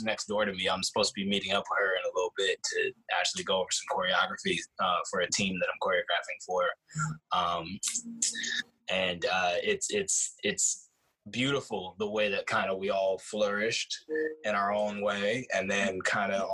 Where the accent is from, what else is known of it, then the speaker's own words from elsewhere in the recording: Springfield, Massachusetts, United States; I was born in Springfield, Massachusetts. I started dancing professionally at the age of 19. Really, I started dancing when I was 6 back in Springfield